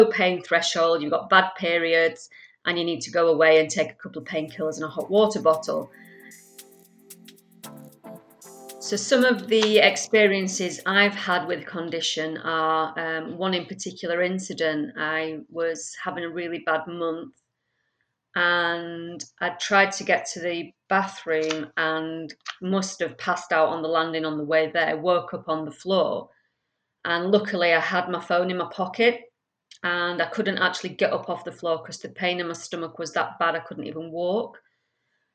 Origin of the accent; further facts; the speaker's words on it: Leeds, Yorkshire and the Humber, United Kingdom; also born or lived in France; now in Manchester, United Kingdom; I was born and bred in Leeds, but then I moved around so much, including living in many places around France